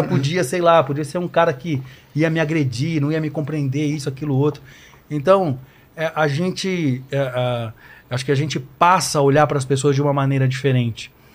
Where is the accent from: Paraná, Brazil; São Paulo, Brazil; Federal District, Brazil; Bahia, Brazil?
São Paulo, Brazil; Guarulhos; a gente conviveu anos na igreja, no barracão que era lá na Vila Barros, lá na periferia de Guarulhos